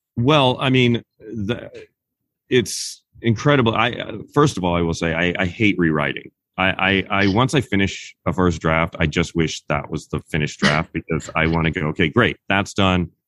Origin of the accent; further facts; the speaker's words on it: Kansas, United States; moved away as an adult; also born or lived in Los Angeles, California; now in Sherman Oaks, United States; I grew up in Kansas, in a small town in Kansas, and then I moved to Los Angeles after I graduated from college.